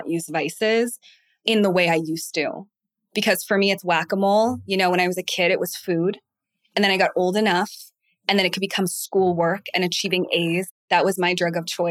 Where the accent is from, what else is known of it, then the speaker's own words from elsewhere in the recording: Boston, Massachusetts, United States; I am from Boston